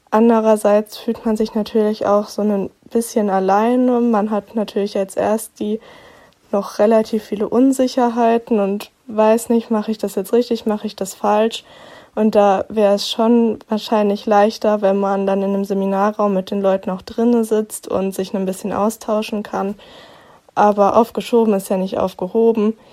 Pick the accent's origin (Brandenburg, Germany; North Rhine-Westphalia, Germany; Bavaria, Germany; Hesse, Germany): Hesse, Germany; Bad Wildungen; ich komme aus Bad Wildungen. Das ist auch nur so 20, 30 Minuten von Kassel entfernt.